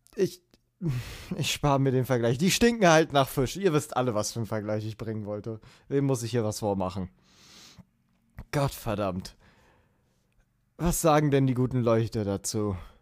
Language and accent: German; Berlin, Germany; ich bin in Berlin zur Schule gegangen.